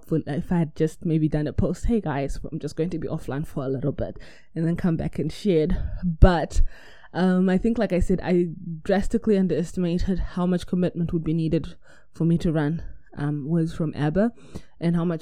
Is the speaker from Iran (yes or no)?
no; New Zealand; I'm from New Zealand